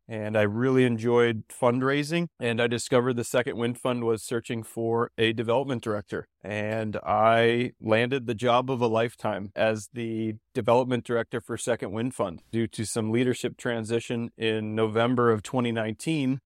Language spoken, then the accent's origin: English; Ohio, United States; moved away as an adult; also born or lived in Belize; now in Denver, United States; I'm originally from Ohio